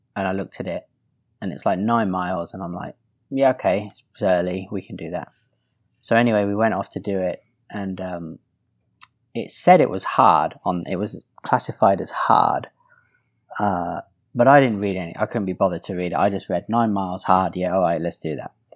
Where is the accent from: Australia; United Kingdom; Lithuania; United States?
United Kingdom; I'm also British